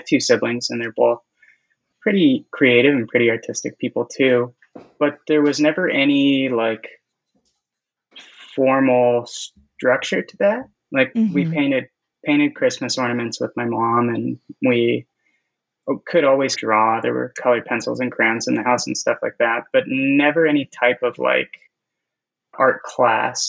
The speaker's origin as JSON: {"language": "English", "area": "Inland Empire", "region": "Southern California", "country": "United States", "lives_now": "Long Beach, United States", "said": "I am from Southern California, but I'm from the Inland Empire"}